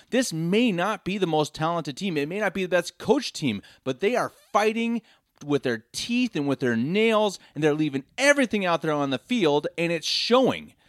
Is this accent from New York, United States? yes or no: no; Denver, Colorado, United States; moved away as an adult; now in Munich, Germany; born and raised in Denver, Colorado, lifelong Broncos fan.